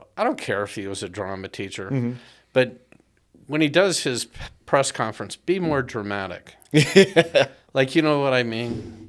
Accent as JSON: {"language": "English", "region": "Southern California", "country": "United States", "tie": "born or raised there", "said": "I grew up in Southern California."}